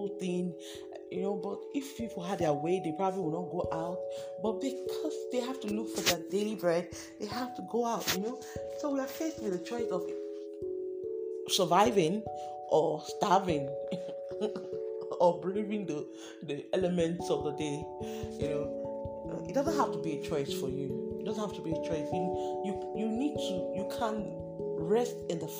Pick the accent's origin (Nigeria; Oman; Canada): Nigeria; Delta; I'm from Delta State